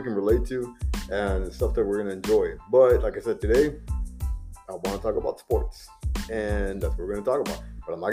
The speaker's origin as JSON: {"language": "English", "region": "Texas", "country": "United States", "said": "We're from Texas"}